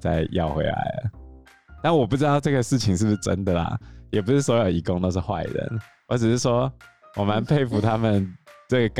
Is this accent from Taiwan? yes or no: yes; southern Taiwan, Taiwan; 你看我们南部人就是这么热情。